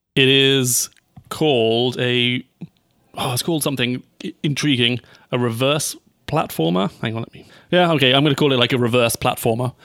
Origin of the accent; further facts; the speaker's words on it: United Kingdom; as a British person